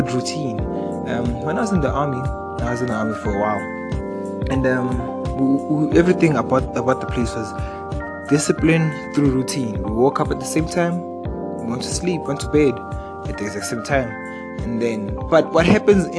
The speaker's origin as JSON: {"language": "English", "country": "South Africa", "said": "I'm from South Africa."}